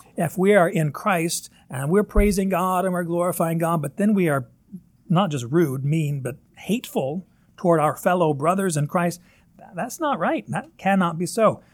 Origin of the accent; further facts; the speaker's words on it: Northern Kentucky, United States; accent: Northern Kentucky; my Northern Kentucky accent, Corinth.